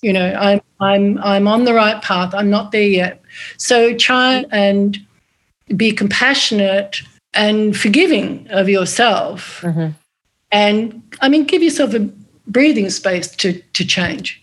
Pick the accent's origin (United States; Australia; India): Australia; moved away; going back to Australia for the two years of COVID. I went back to my hometown